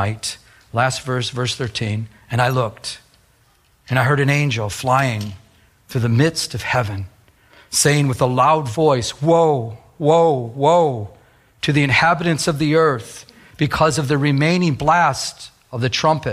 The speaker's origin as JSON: {"language": "English", "region": "Michigan", "country": "United States", "tie": "born or raised there", "said": "I was raised in Michigan."}